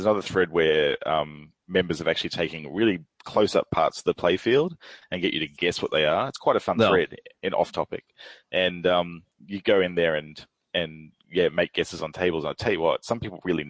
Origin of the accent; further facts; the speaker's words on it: Australia; as an Australian